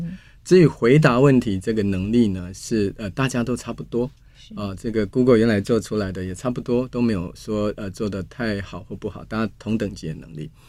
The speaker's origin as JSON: {"language": "Chinese", "country": "Taiwan"}